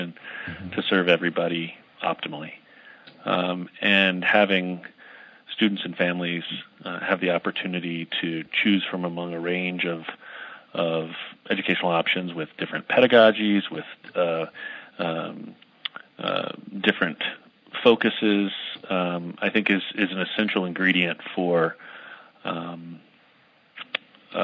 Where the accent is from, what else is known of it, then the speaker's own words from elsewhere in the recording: United States; being American, male, white, and growing up middle class